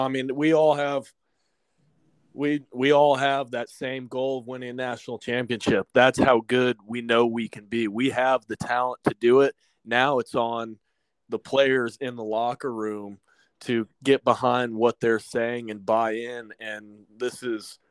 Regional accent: Austin, Texas, United States; Born and raised in Austin, Texas

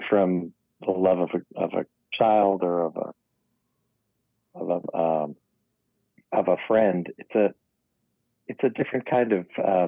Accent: New York City, New York, United States; I was born in the Tawny Riverdale section of the Bronx

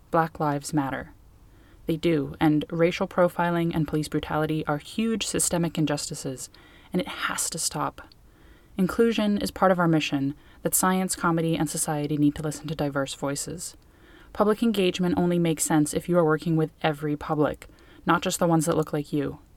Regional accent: United States; moved away as an adult; now in Ireland; the US, my home country

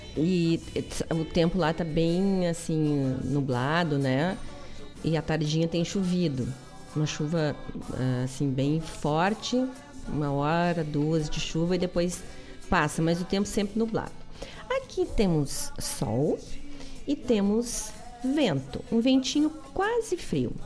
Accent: Guaíba, Rio Grande do Sul, Brazil; eu nasci em Guaíba e o povo é bacana

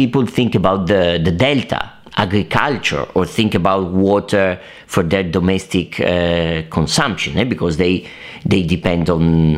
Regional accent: Italy; I'm Italian, I was raised in Italy, I went to primary school in Italy

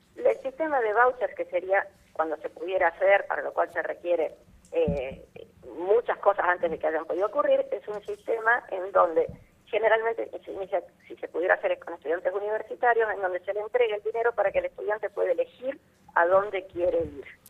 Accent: Argentina

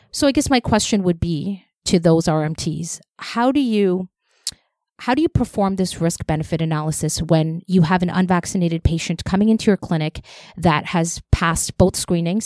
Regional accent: Toronto, Ontario, Canada; I grew up in Scarborough, and that's where I always went.

